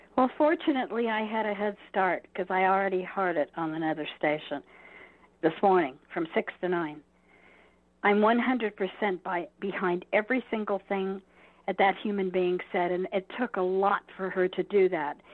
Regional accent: Southern California, United States; moved away; I come from Southern California

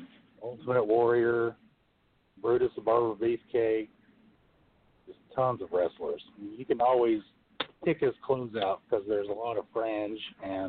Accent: Chattanooga, Tennessee, United States; I'm from Chattanooga, Tennessee.

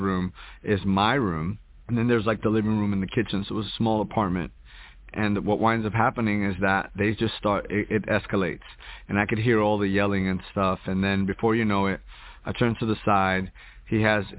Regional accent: Hoboken, New Jersey, United States; also born or lived in New York; now in Houston, United States; I was born in Jersey City, New Jersey, raised in Hoboken

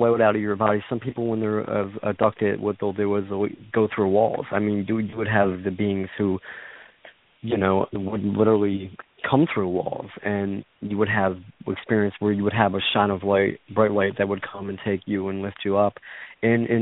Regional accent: Philadelphia, Pennsylvania, United States; I grew up in Philadelphia, Pennsylvania

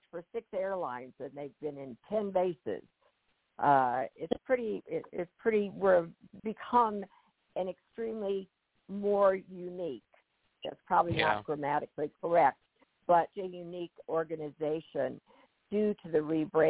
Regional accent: Irving, Texas, United States; I'm from Texas, and Irving, Texas is where the hotel located, and that is my hometown

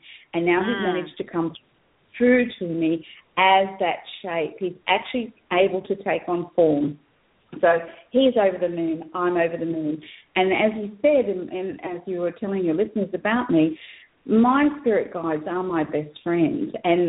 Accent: Australia; also born or lived in New Guinea; And so I was actually born in New Guinea. I'm white, but I was born in New Guinea. I'm Australian. My parents are Australian.

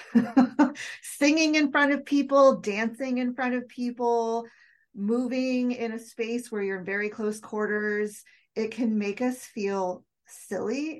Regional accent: United States; I was born and raised in the United States

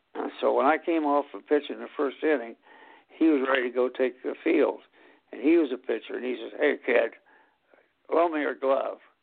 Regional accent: Anderson, Indiana, United States; as a kid in Anderson, Indiana

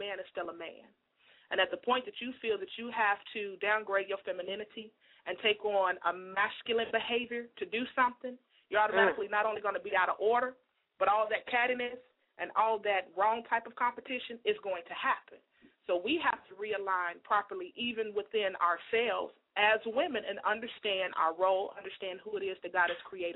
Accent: Chicago, Illinois, United States; I'm from Chicago, born and raised

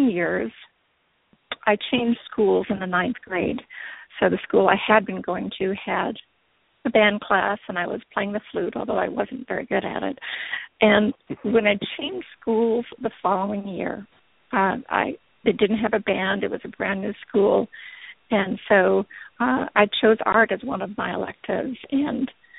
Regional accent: Canada; moved away as an adult; now in Oklahoma City, United States; I grew up in Canada

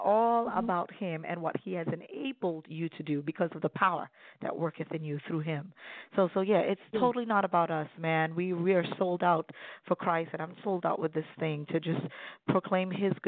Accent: Sint Maarten; now in Baltimore Washington area, United States; I'm originally from the Caribbean, the beautiful islands of Sint Maarten.

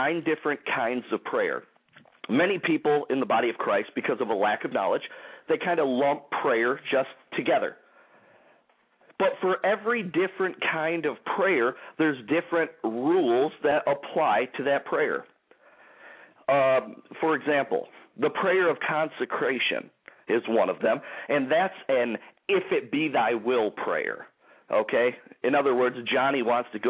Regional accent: Detroit, Michigan, United States; the Detroit, Michigan area, my hometown area

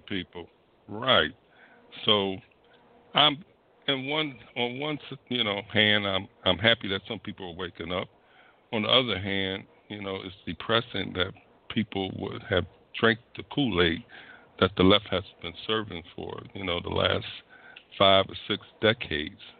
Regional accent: Philadelphia, Pennsylvania, United States; moved away; I was born in Philadelphia

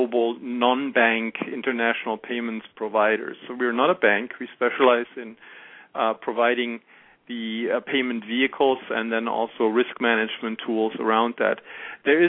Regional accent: Germany; accent: German; English is a second language; moved away as an adult; now in United States; As you can hear from my accent, I am German. I grew up in Germany and went to university there

